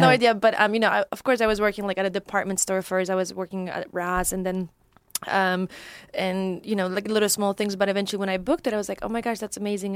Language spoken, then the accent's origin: English; Poland; moved away; also born or lived in Chicago; I'm originally from Poland, and mm-hmm. um. Um, that's where I grew up